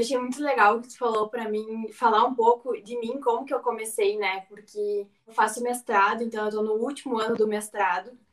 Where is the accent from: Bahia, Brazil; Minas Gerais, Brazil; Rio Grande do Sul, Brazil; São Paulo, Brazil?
Rio Grande do Sul, Brazil; eu sou aqui do Rio Grande do Sul, então a gente toma muito chimarrão e o agro é a minha vida desde, desde a minha infância, que eu morava na, na fazenda